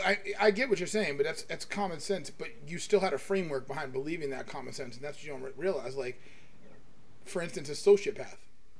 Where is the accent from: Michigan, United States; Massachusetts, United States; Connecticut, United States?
Massachusetts, United States; Boston; now in Florida, United States; I'm from Boston.